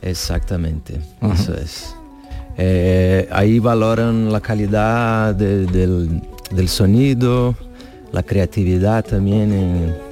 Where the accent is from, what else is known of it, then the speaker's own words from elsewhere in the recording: Brazil; soy de Brasil